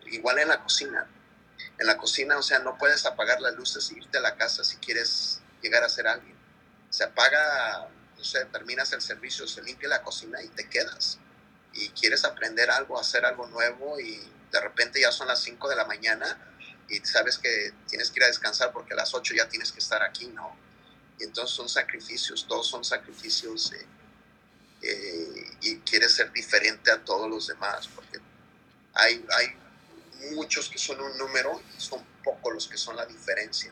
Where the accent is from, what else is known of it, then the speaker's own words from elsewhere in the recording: Guerrero, Mexico; now in United States; En Guerrero, mi pueblo